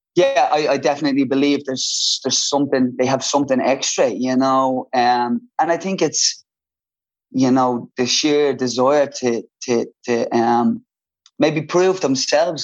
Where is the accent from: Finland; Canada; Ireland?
Ireland; Dublin, Leinster; I loved growing up in Ballymun